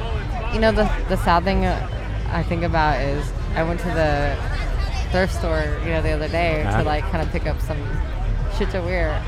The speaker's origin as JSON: {"language": "English", "town": "Indianapolis", "region": "Indiana", "country": "United States", "tie": "born or raised there", "moved": "as an adult", "lives_now": "Austin, United States", "said": "I grew up on the south side of Indianapolis."}